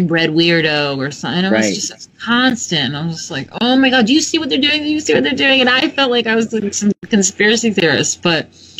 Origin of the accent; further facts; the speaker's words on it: New York, United States; I'm from New York